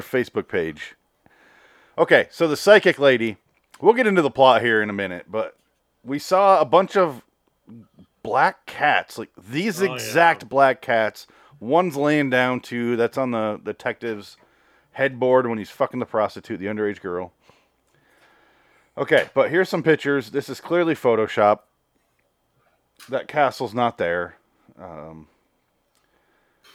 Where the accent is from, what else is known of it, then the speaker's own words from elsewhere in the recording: Michigan, United States; I am from Michigan